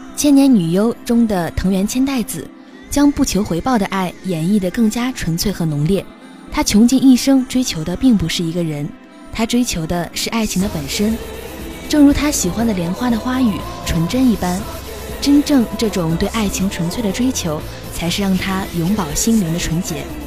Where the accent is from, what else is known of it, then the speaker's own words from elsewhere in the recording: northern China, China; 我是一个北方人